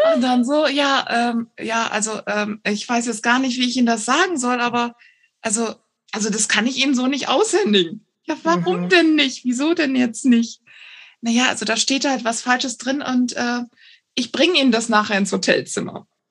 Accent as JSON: {"language": "German", "area": "Cologne area", "region": "North Rhine-Westphalia", "country": "Germany", "also_born_or_lived": "northern Germany", "moved": "yes", "said": "wir kommen halt ursprünglich aus dem Kölner Bereich"}